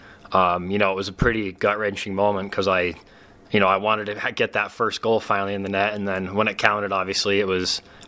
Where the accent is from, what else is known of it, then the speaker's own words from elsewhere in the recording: Maverik Center area, Utah, United States; my hometown team